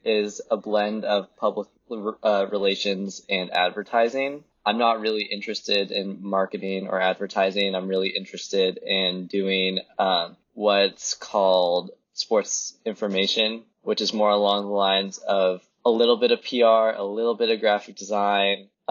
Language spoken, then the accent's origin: English; Los Angeles, California, United States; moved away as an adult; now in Columbia, Missouri, United States; I'm originally from Los Angeles